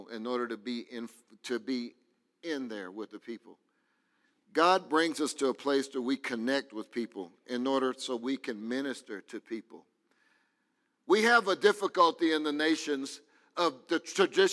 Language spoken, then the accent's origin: English; Crosby, Texas, United States; I come from Crosby, Texas, a little northeast of Houston